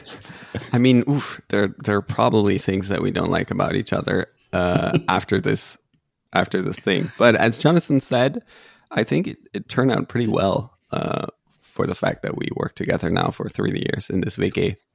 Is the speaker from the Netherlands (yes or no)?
yes; Netherlands; I'm originally Dutch, but also half German